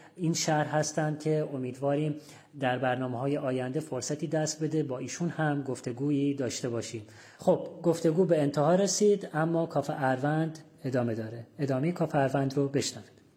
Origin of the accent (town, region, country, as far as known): Abadan, Khuzestan, Iran